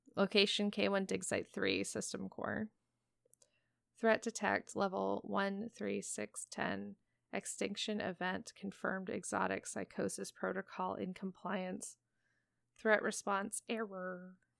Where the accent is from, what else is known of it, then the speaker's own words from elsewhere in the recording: Portland, United States; my hometown of Portland